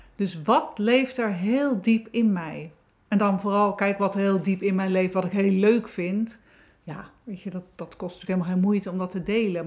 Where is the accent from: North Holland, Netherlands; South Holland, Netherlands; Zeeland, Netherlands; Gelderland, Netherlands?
South Holland, Netherlands; Wateringen; ben in Wateringen geboren, 1965